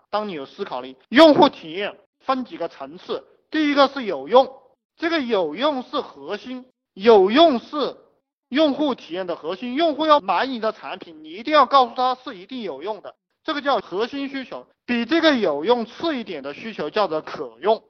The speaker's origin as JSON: {"language": "Chinese", "country": "China", "said": "我们中国人很含蓄哈"}